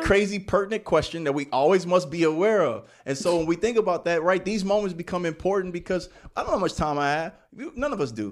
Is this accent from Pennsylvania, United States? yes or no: no; Indianapolis, Indiana, United States; moved away as an adult; also born or lived in Hollywood, Florida / New York City; I'm from Indianapolis, Indiana. Also lived in Hollywood, Florida as a kid. Moved to New York City at the age of 18